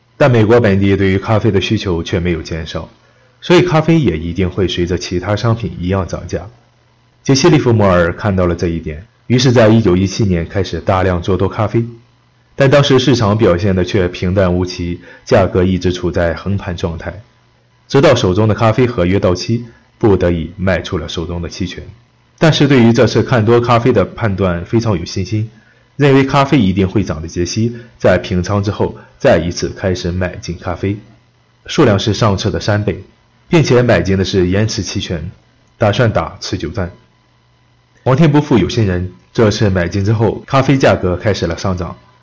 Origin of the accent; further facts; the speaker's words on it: China; 我们中国人喜欢喝茶